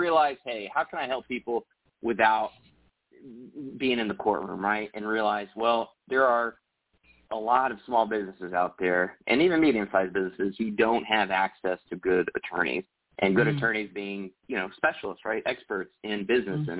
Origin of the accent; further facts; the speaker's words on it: Texas, United States; I grew up in Texas and yeah, I still live in Texas